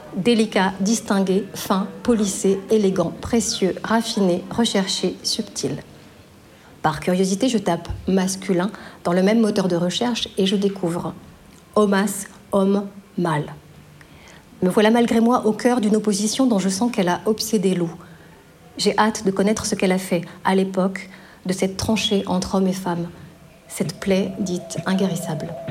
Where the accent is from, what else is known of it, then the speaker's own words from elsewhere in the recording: Belfort, Bourgogne-Franche-Comté, France; la banlieue de Belfort, ma ville natale